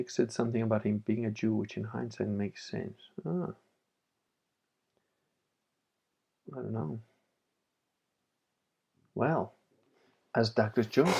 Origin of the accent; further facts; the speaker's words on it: Piedmont, Italy; born there; I was born in Italy, but I was like, didn't really like Italians. And, you know, that took me a while to figure out because I was born in Piedmont, but I'm Venetian.